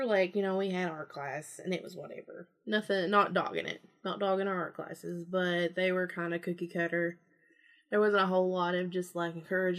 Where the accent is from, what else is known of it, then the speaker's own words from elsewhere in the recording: Kentucky, United States; anytime I've ever told someone who's not from Kentucky that I'm from Kentucky, they're like, you like fried chicken?